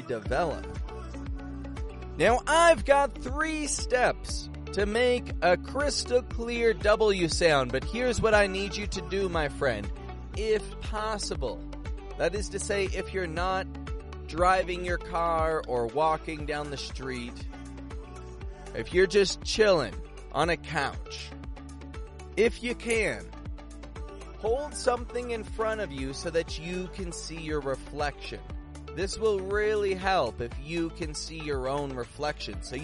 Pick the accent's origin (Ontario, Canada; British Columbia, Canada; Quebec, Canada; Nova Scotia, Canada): Ontario, Canada; Toronto; I'm from Toronto, Canada